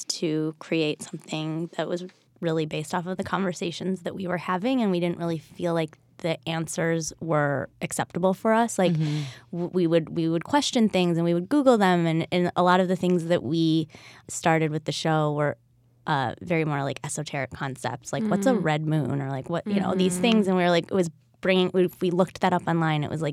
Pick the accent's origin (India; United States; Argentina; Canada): United States; Bloomfield Hills, Michigan; Outside of Detroit.